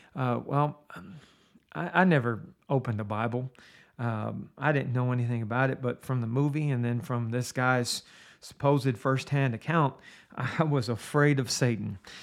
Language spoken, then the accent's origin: English; Steubenville, Ohio, United States; I grew up in Steubenville, Ohio